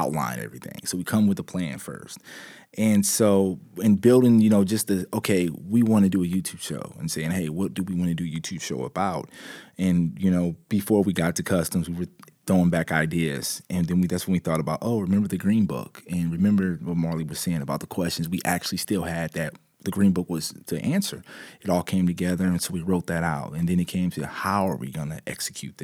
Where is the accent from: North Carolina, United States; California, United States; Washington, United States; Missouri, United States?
Missouri, United States; moved away as an adult; now in Seattle, United States; growing up in Missouri